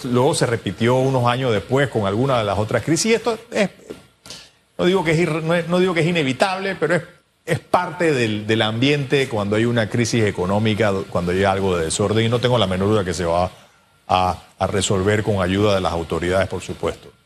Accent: Panama; como panameños

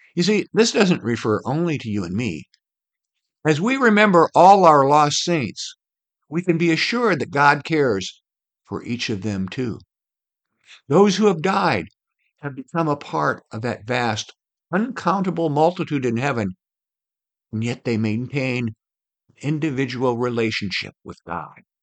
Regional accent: Iowa, United States; I grew up in Iowa, where the land is divided into sections, one mile square

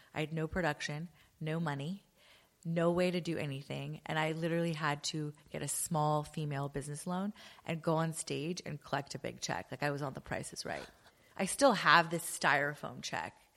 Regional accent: Los Angeles, California, United States; moved away as an adult; also born or lived in London; actually born and raised in L A.

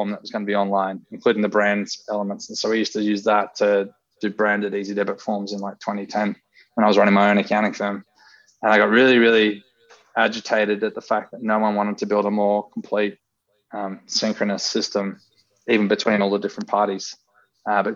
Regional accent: Sydney, New South Wales, Australia; I'm from Northern Beaches. So I wanted to be an accountant on Northern Beaches

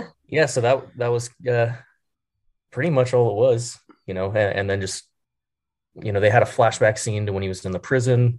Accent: Bakersfield, California, United States; growing up in Bakersfield, California

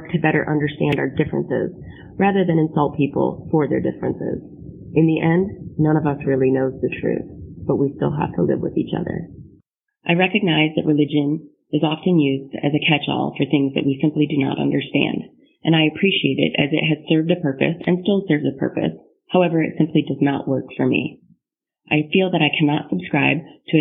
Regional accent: Grand Rapids, Michigan, United States; moved away as an adult; now in Dayton, United States; I'm originally from Grand Rapids, Michigan, but I'm currently serving in the United States Air Force as an officer stationed at Wright-Patterson Air Force Base in Dayton, Ohio.

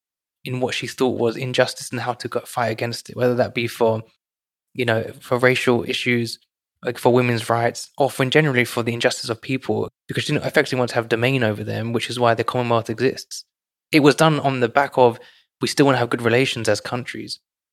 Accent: United Kingdom; for us, right, in the UK

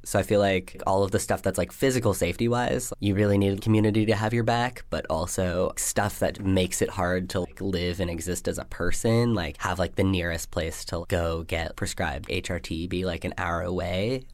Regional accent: Washington, District of Columbia, United States; also born or lived in Arizona / Colorado Springs, Colorado; now in Vermont, United States; I grew up in Washington, D C

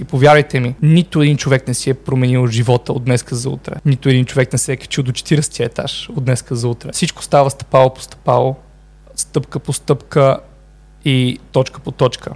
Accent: Sofia, Sofia City, Bulgaria; also born or lived in Montana, Bulgaria; аз съм от град Монтана, там съм роден, но не съм израснал там, израснал съм в София, но всяко лято си бягах в Монтана

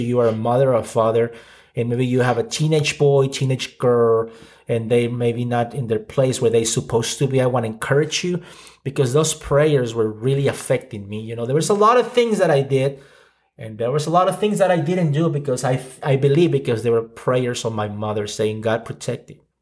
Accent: Ciudad Juárez, Chihuahua, Mexico; I grew up in Mexico, so I'm Mexican. Uh, grew up in the border, uh, town of Juarez

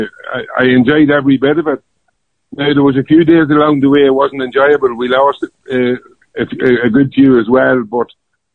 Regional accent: South Armagh, Northern Ireland, United Kingdom; also born or lived in Dublin; I was born in Dublin, but I was only there for a couple of days. I was rushed back down the road, and I've lived in Armagh ever since. So a few friends in Dublin claim that I'm a Dub, but no, I'm South Armagh, born and bred, and always will be

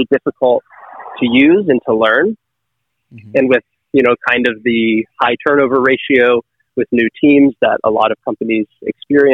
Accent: Northern Michigan, United States; moved away; I'm from Northern Michigan originally

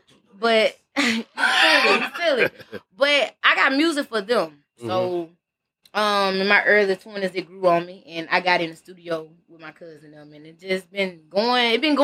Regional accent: Millbrook, Alabama, United States; I'm from Millbrook, Alabama

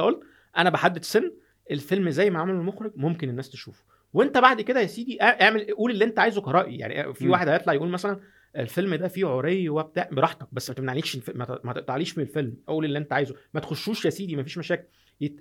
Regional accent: Egypt; هنا في مصر

